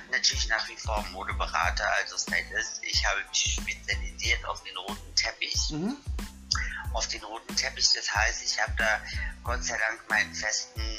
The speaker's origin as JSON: {"language": "German", "town": "Munich", "region": "Bavaria", "country": "Germany", "tie": "born there", "lives_now": "Berlin, Germany", "said": "ich bin Wahlberliner, ähm, mhm. ich bin in München geboren, bin nach Berlin gezogen, ganz bewusst ich liebe die Techno-Szene in Berlin."}